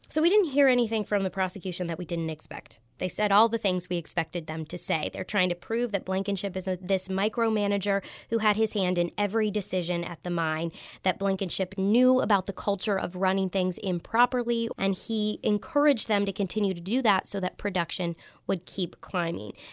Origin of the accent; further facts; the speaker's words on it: Clarksburg, West Virginia, United States; I'm from Clarksburg and North Central West Virginia.